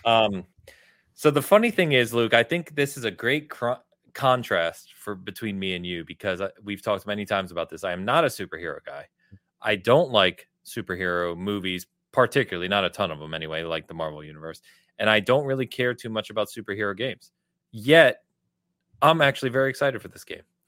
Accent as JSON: {"language": "English", "region": "England", "country": "United Kingdom", "said": "I am English"}